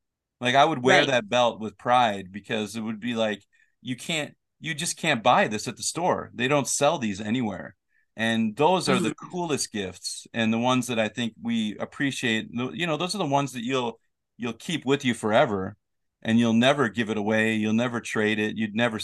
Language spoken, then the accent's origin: English; United States; growing up in America